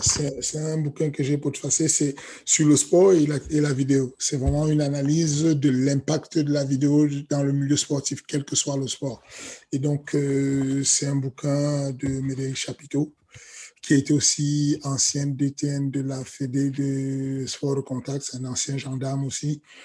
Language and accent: French; Cameroon; moved away; j'ai grandi au Cameroun